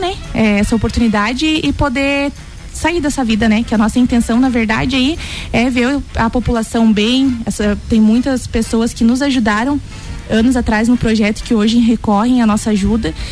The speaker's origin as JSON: {"language": "Portuguese", "town": "Joinville", "region": "Santa Catarina", "country": "Brazil", "tie": "born or raised there", "moved": "as an adult", "lives_now": "Lages, Brazil", "said": "faz sete anos que eu me mudei aqui para Laje, sou natural de Joinville"}